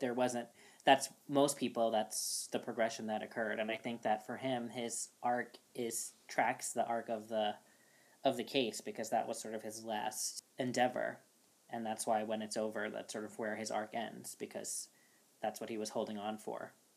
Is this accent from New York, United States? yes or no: yes; New York City, New York, United States; I'm born and raised in Brooklyn